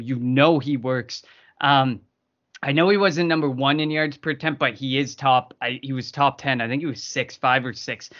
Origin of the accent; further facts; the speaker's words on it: Canada; me as a Canadian